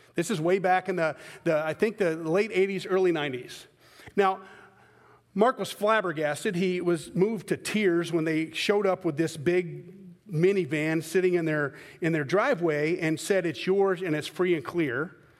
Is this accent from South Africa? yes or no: no; Scotland, United Kingdom; I'm a Scotman, I'm a Scottish guy